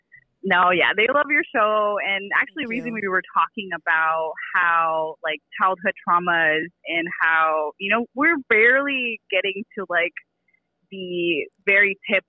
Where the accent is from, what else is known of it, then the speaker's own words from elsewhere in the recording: California, United States; I am from Coachella Valley. So my family is from Coachella.